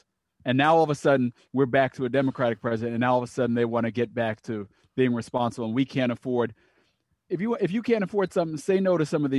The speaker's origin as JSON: {"language": "English", "area": "Long Island", "region": "New York", "country": "United States", "tie": "born or raised there", "also_born_or_lived": "Miami"}